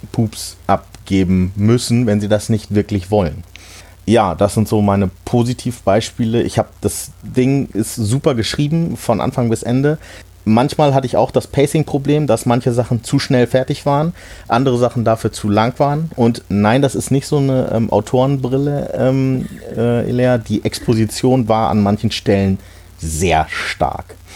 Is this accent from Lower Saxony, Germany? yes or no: yes; Hanover, Lower Saxony, Germany; neben Hannover, äh, wo ich herkomme